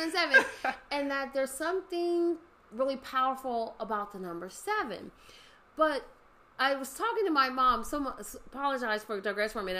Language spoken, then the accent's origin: English; Los Angeles, California, United States; also born or lived in San Fernando Valley / San Bernardino; growing up in the San Fernando Valley, growing up in Los Angeles, moving to San Bernardino